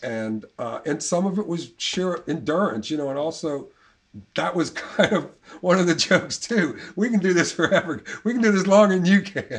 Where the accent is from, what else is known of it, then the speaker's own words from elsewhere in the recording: New Orleans, Louisiana, United States; moved away as an adult; also born or lived in England; I'm from I'm from here. I was, yeah. I was born in Ashna, and okay. uh, born and lived uptown